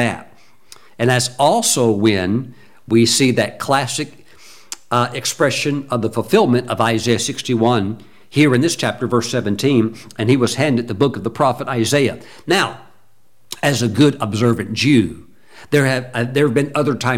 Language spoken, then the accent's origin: English; United States; for me as an American